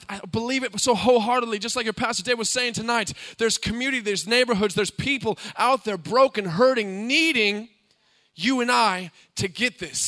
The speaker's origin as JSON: {"language": "English", "country": "United States", "tie": "born or raised there", "moved": "yes", "said": "my brother and I come from the States"}